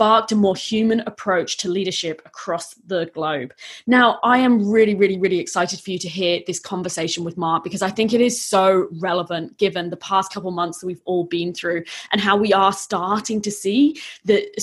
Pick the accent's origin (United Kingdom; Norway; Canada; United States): United Kingdom; now in Australia; as a Brit